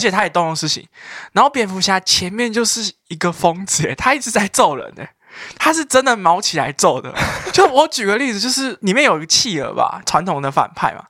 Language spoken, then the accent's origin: Chinese; Taipei, Taiwan; 作为一个台北人